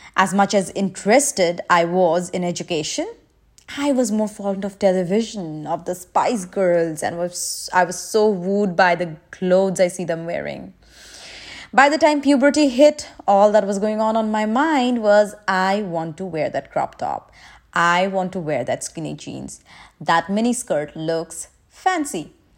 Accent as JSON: {"language": "English", "country": "India", "moved": "yes", "lives_now": "Dubai, United Arab Emirates", "said": "I'm from India, currently residing in Dubai."}